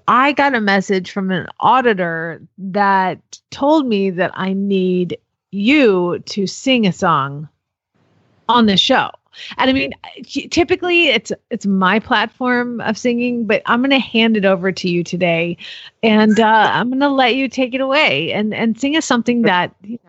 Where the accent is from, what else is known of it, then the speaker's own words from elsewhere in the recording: Georgia, United States; I'm from Georgia, y'all.